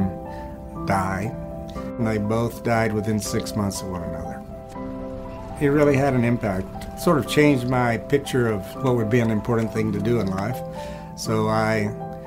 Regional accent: Columbus, Georgia, United States; moved away as an adult; also born or lived in Tennessee / Arlington, Texas; I was born in Columbus, Georgia, raised there, graduated from high school there

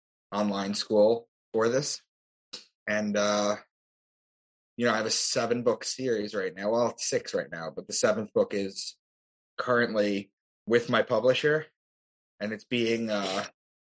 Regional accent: Long Island, New York, United States; also born or lived in Boston; I'm from Long Island. That's where I am right now

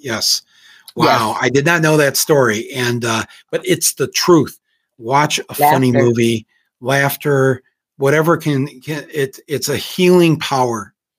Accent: Ireland; I said, yeah, I'm supposed to drink because I'm Irish.

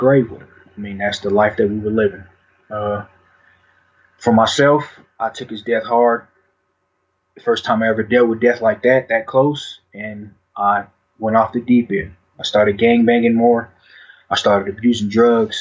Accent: Denver, Colorado, United States; I was born and raised in Denver, Colorado, in a Five Point.

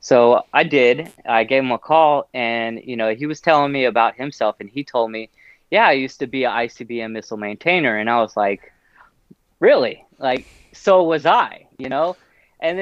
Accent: Killeen, Texas, United States; moved away; also born or lived in Tampa; I'm from Killeen, which is 2 hours north of there

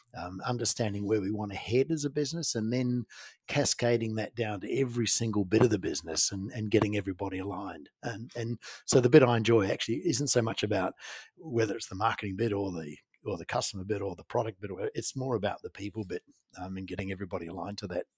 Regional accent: New Zealand; I grew up in New Zealand, a Kiwi boy. I'm in a farming community.

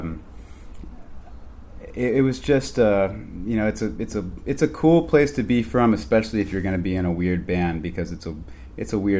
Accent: Denton, Texas, United States; moved away as an adult; now in New York, United States; I was born in Denton, Texas. I'm 24 and living in a college town

